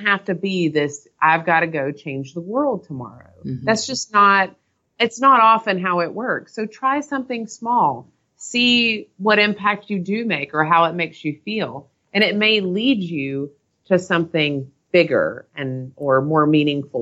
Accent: North Carolina, United States; I'm from North Carolina

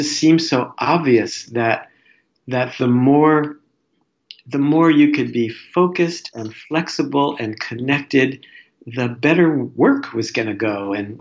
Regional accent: New Jersey, United States; I'm a New Jersey boy

